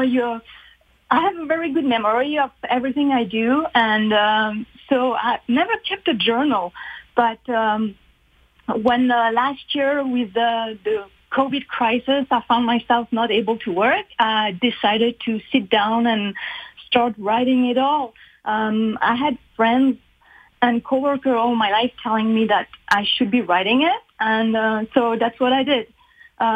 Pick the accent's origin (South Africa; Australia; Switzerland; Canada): Switzerland; moved away; also born or lived in Uganda / Ethiopia; I grew up in Switzerland.